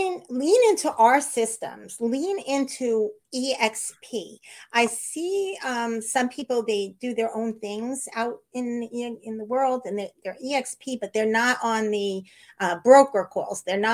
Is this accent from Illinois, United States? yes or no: no; New York, United States; I'm from New York. I'm from a litigious society.